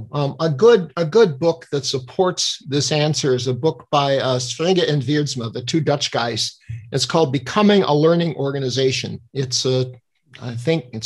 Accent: Denmark; I'm from Denmark

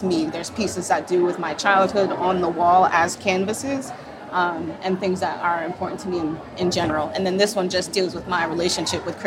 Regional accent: Sanford, Florida, United States; also born or lived in Jacksonville, Florida / Miami, Florida; I was born in Jacksonville, raised in Sanford

